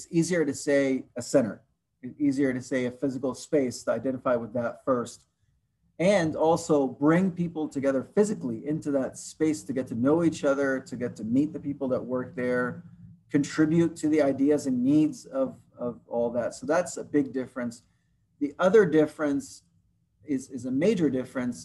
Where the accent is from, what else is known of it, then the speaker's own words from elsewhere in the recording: Egypt; now in Portland, United States; I'm from Egypt, although I am not an international student, but I still would identify as somebody from the North African region, which is Egypt